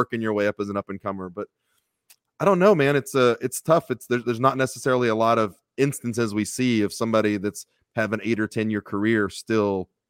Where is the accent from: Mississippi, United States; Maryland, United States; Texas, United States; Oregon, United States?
Texas, United States; I got real lucky growing up in Texas.